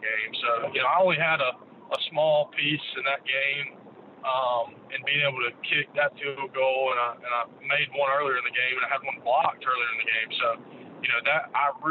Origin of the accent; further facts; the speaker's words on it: Jackson, Mississippi, United States; I grew up in Jackson